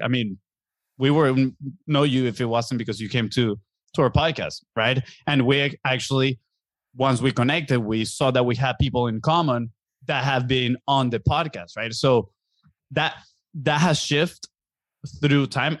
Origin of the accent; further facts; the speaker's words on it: Venezuela; English is a second language; moved away as an adult; now in Florida, United States; We are from Venezuela in South America